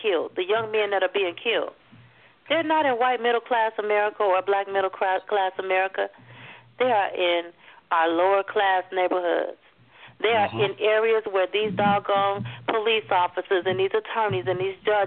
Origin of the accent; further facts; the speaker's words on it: Chicago, Illinois, United States; Daryl and I are not from Texas. We're from Chicago